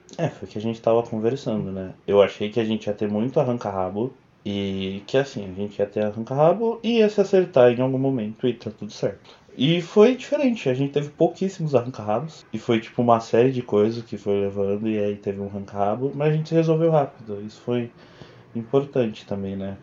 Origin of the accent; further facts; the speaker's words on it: São Bernardo do Campo, São Paulo, Brazil; also born or lived in Santo André; eu sou de Bernardo, de São Bernardo do Campo. Eu nasci em Santo André, mas eu só nasci lá, nunca nem morei lá